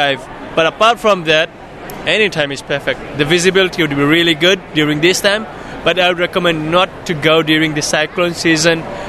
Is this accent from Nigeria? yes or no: no; Fiji; I'm an Indian in Fiji, born in Fiji. I classify myself as a Fijian